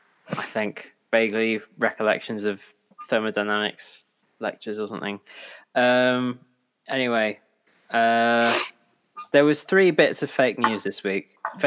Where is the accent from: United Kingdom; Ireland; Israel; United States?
United Kingdom; We're British.